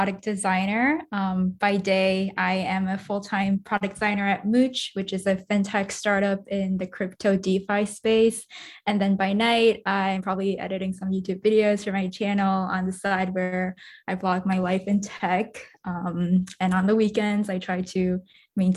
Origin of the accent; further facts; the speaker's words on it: New York, United States; also born or lived in Singapore; I was born in Singapore, but I grew up most of my life in New York, but I am of Japanese ethnicity